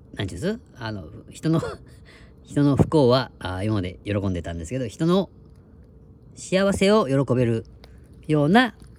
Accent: Kitakyushu, Fukuoka, Japan; moved away; 北九州出身なんですよね。

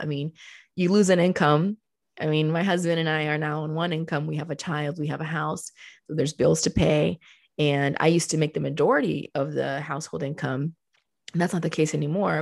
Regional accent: Colombia; moved away; also born or lived in Miami, Florida, United States; I was born in Miami and then I came back to Colombia with her because that's where she had family

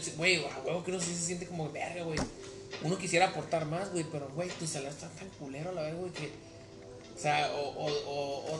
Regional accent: Mexico; moved away; soy mexicano, soy de tal región

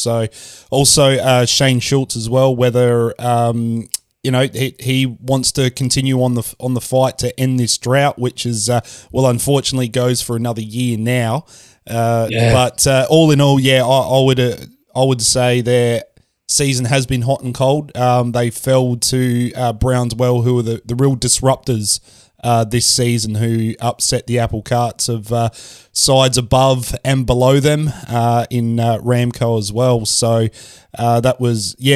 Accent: Kingston, Australia; I'm from Kingston

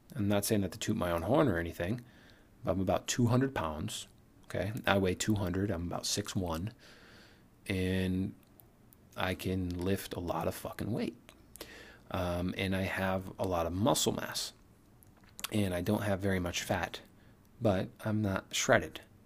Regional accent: Connecticut, United States; moved away as an adult; also born or lived in New York City; now in New York, United States; we're from Connecticut

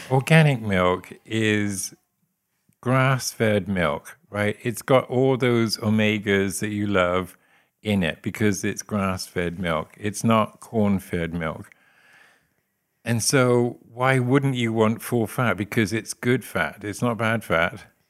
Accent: Forest of Dean, South West England, United Kingdom; moved away as an adult; now in West Plains, United States

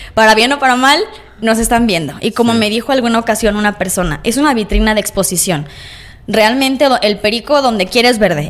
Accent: Lagos de Moreno, Jalisco, Mexico; A los siete años empecé aquí en Lagos

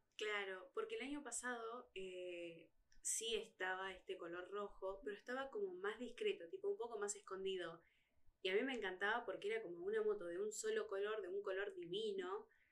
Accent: Argentina; nosotros como fanáticos argentinos

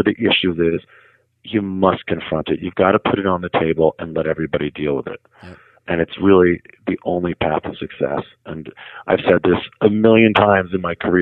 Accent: Newton, Massachusetts, United States; I grew up in Newton, Massachusetts, which was a suburb about 20 minutes outside of Boston

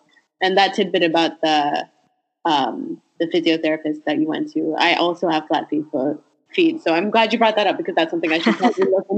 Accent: Sint Maarten; now in United States; all throughout my time growing up in St. Martin, I never had them.

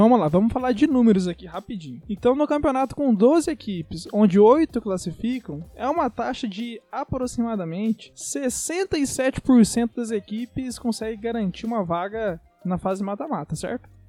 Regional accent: Brazil; Nós somos brasileiros

